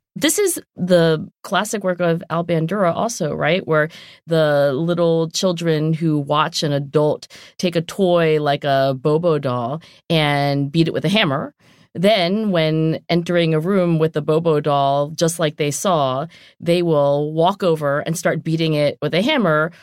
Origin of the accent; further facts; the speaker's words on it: southern New Jersey, United States; moved away; also born or lived in Oxford / Philadelphia; I am from southern New Jersey